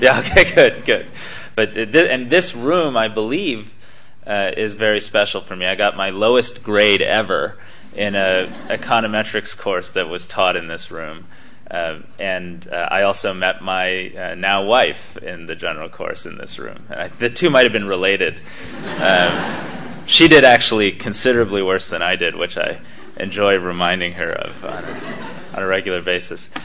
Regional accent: United States; you come here from the United States as an American student

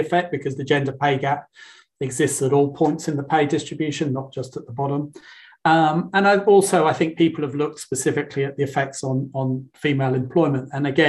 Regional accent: United Kingdom; maybe I'm British

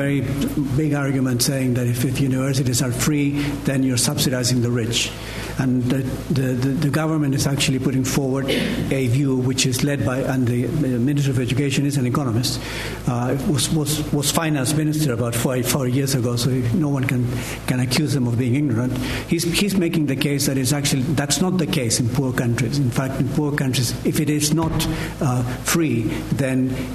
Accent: Chile; moved away; I come from Chile

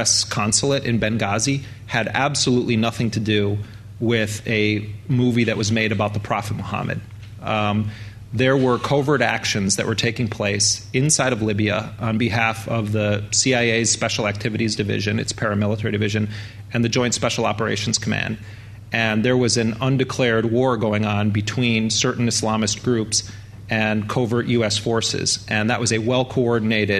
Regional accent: United States; as an American

